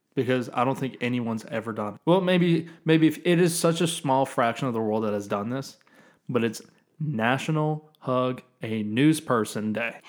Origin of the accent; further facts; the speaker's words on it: the South, United States; I grew up in the South.